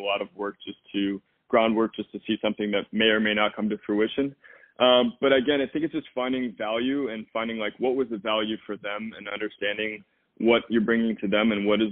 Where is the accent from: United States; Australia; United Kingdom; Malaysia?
United States; Midwest; I'm from the Midwest